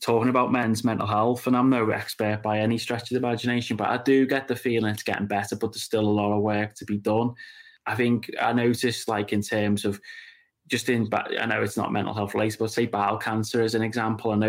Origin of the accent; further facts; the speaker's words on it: Birkenhead, North West England, United Kingdom; also born or lived in Las Vegas; I'm born and raised in Claughton on the Wirral